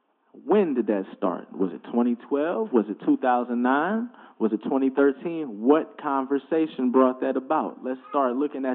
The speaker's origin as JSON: {"language": "English", "region": "Ohio", "country": "United States", "also_born_or_lived": "DMV / upstate New York / Texas", "said": "it's weird to say I'm from Ohio, because I moved around way too much. I lived in the DMV and upstate New York, Texas a lot of the time. I went to school down there"}